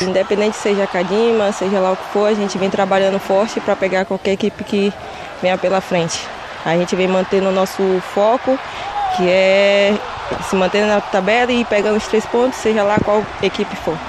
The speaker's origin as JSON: {"language": "Portuguese", "region": "Bahia", "country": "Brazil", "also_born_or_lived": "Iceland", "moved": "as an adult", "lives_now": "Portugal", "said": "eu sou baiana"}